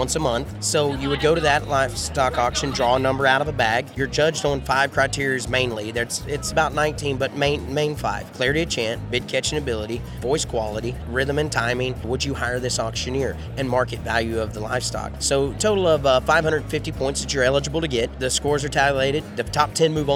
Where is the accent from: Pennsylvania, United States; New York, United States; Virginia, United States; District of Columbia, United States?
Virginia, United States; moved away; also born or lived in Dunlap, Iowa; my home state of Virginia where I grew up